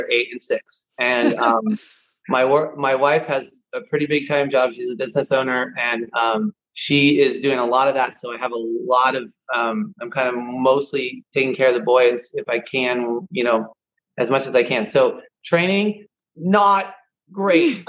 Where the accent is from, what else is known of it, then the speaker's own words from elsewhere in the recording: Southern California, United States; also born or lived in Portland, Oregon; I'm from Southern Cal. I played Southern Cal junior tennis.